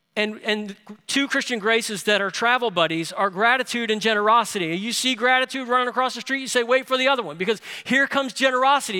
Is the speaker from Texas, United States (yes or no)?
no; New Orleans, Louisiana, United States; moved away; I grew up in New Orleans.